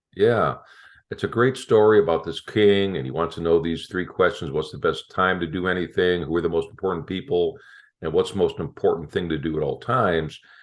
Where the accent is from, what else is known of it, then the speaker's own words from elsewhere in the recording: Chicago, Illinois, United States; moved away; I'm from Chicago originally